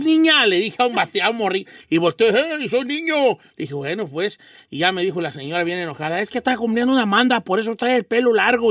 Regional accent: Guadalajara, Jalisco, Mexico; yo soy de Guadalajara

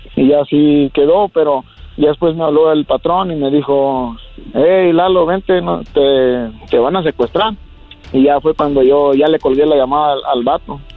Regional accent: Jalisco, Mexico; moved away; allá en Jalisco hay muchas empacadoras de jamón, de carnes y este ahí en mi pueblo

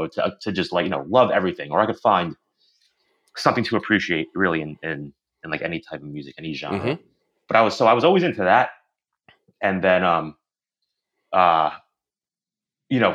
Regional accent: Long Island, New York, United States; I grew up on Long Island

